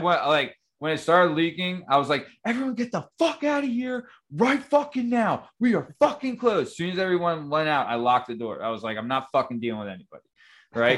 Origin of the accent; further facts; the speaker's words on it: Lansdale, Pennsylvania, United States; also born or lived in Roxborough, Philadelphia; I grew up in Lansdale, Pennsylvania